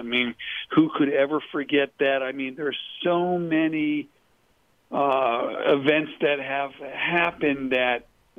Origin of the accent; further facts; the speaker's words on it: Connecticut, United States; also born or lived in New Jersey; I grew up in New England, Connecticut, New Jersey.